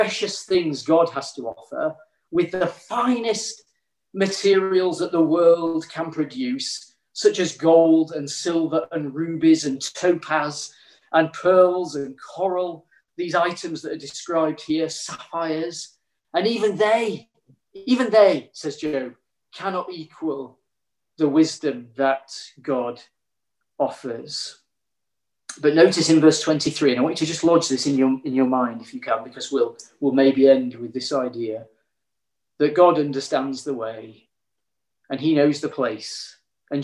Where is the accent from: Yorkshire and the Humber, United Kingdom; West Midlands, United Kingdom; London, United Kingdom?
Yorkshire and the Humber, United Kingdom; growing up in Yorkshire, my grandpa was a miner